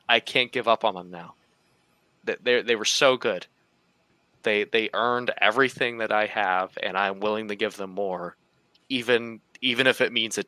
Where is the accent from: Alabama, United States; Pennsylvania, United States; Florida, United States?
Pennsylvania, United States; Pittsburgh; I grew up in Pittsburgh